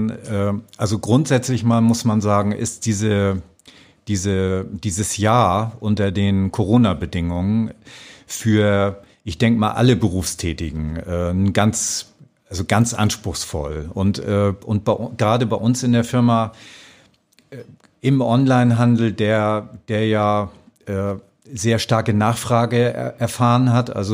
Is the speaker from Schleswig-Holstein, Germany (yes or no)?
yes; Schleswig-Holstein, Germany; now in Austria; Ja, also ich komme äh, aus einem kleinen Dorf an der Nordsee. Das ist fast an der dänischen Grenze.